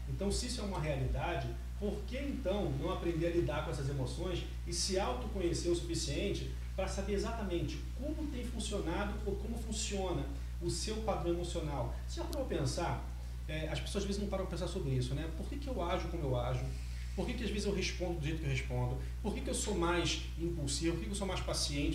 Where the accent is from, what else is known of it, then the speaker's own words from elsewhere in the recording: Rio de Janeiro, Brazil; now in Espírito Santo, Brazil; Eu sou do Rio de Janeiro, é, morei um bom tempo aqui no Espírito Santo